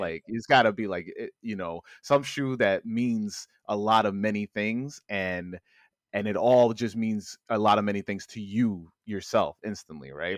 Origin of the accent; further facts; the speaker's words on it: New York, United States; I live in the city, I'm from New York